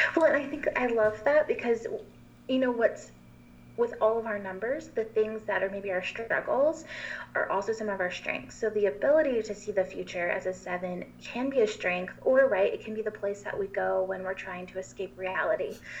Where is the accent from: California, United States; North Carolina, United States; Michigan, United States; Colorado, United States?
North Carolina, United States; Asheville; I'm from Asheville, North Carolina